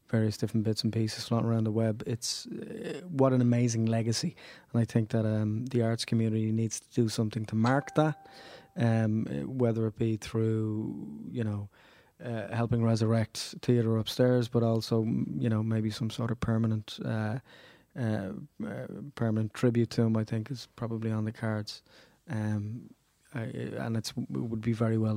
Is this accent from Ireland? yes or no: yes; Ireland; Yeah, I'm Irish.